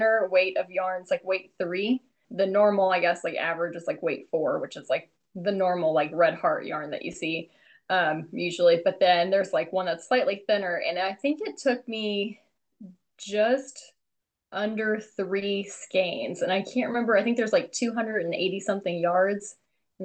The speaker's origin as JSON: {"language": "English", "region": "Illinois", "country": "United States", "tie": "born or raised there", "said": "I'm from like a rural town in Illinois"}